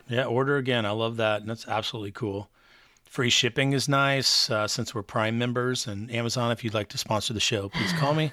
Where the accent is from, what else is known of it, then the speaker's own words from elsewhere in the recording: Texas, United States; now in Wilmington, United States; I was raised in Texas